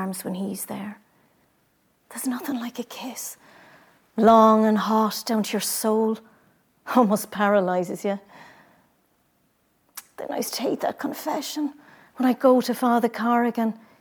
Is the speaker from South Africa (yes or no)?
no; Carrick-on-Suir, Ireland; I grew up in Carrigansure in the Clancy Brother household